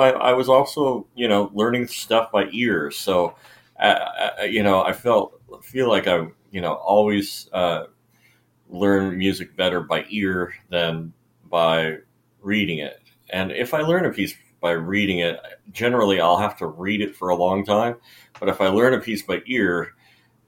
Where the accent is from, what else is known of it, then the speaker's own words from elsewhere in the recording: Snohomish, Washington, United States; I grew up in Snohomish, Washington